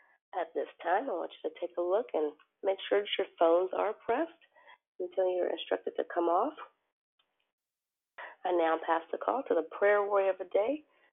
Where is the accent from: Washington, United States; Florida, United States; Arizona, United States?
Arizona, United States; I'm a teacher from Arizona, and I am your hostess this morning.